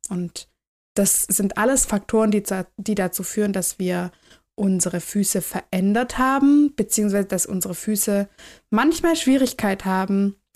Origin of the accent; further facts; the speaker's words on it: Swabia, Germany; ich komme aus dem Schwaberländle